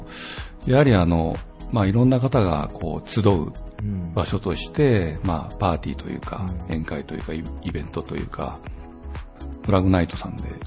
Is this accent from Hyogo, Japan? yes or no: no; Okayama, Japan; ここで生まれて、まあ、ここで育った